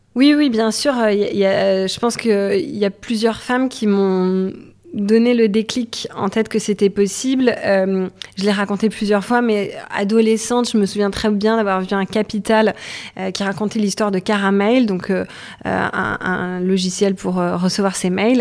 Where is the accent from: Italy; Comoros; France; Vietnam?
France; Toulouse, Occitania; moved away as an adult; now in Paris, France; je suis toulousaine, je suis venue euh, sur Paris pour faire mes études, je suis jamais repartie